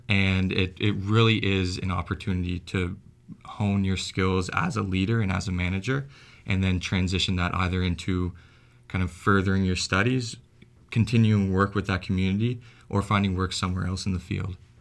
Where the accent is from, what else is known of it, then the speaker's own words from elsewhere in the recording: Antigonish, Nova Scotia, Canada; I grew up in Anne Ignace